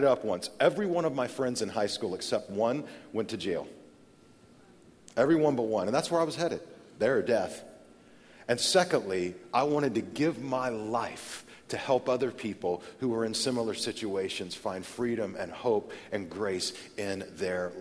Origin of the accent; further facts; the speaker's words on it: Amarillo, Texas, United States; I grew up in Amarillo, Texas